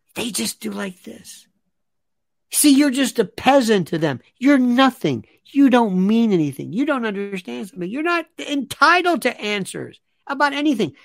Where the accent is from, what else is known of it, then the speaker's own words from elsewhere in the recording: United States; As an American citizen